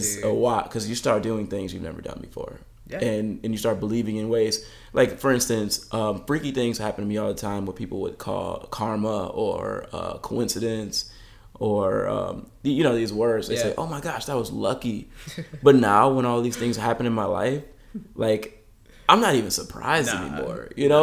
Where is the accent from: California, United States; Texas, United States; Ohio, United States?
California, United States; now in Michigan, United States; But it's crazy because I came from Southern California and now all my neighbors are driving.